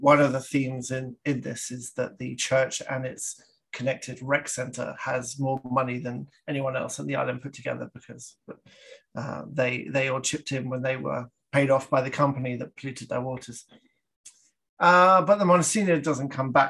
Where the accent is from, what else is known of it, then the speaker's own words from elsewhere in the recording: Canada; I'm Canadian